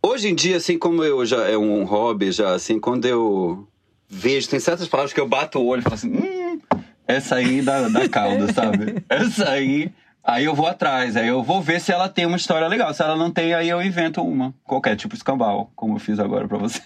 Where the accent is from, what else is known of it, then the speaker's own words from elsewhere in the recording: Bahia, Brazil; moved away as an adult; now in Rio de Janeiro, Brazil; sou baiano, moro no Rio há 17 anos, vim fazer faculdade e fiquei